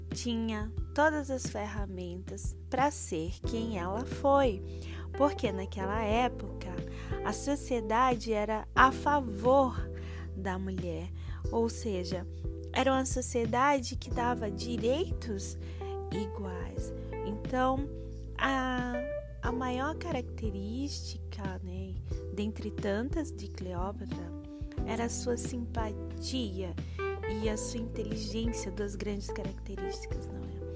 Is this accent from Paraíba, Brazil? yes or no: yes; João Pessoa, Paraíba, Brazil; E um cheiro para Paraíba, um cheiro para João Pessoa, minha cidade natal, eu que sou pensoense, essa cidade maravilhosa que tem um litoral incrível, onde o sol nasce primeiro.